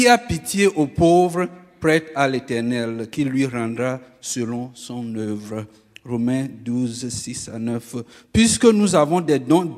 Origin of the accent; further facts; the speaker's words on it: Togo; moved away; I'm originally from Togo, West Africa.